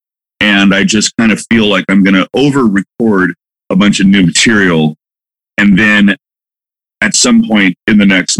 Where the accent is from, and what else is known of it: Malibu, California, United States; born or raised there; also born or lived in San Francisco, California / Big Spring, Texas